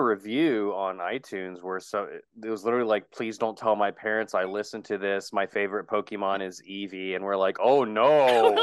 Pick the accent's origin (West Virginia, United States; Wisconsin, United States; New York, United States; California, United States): West Virginia, United States; I'm from West Virginia.